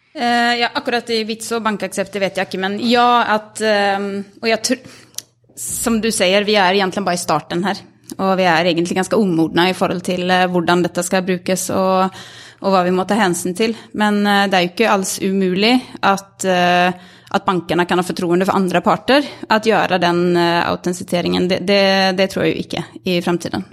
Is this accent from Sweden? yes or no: yes; Sweden; Norwegian is a second language; now in Norway; Jeg er svensk og, og, bor i Norge.